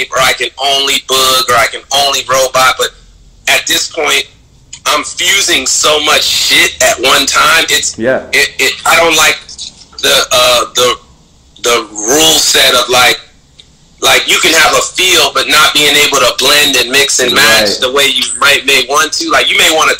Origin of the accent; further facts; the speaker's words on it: the South, United States; also born or lived in Miami / Philadelphia; growing up in the South